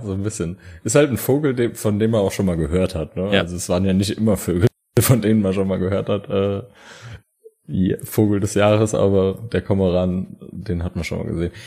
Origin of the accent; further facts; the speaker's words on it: Saarland, Germany; wir kommen ja aus der Bergbauregion Saarland